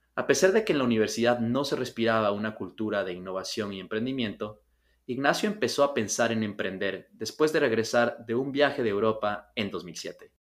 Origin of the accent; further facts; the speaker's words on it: Ecuador; ecuatorianos, que es de, donde soy yo, de Ecuador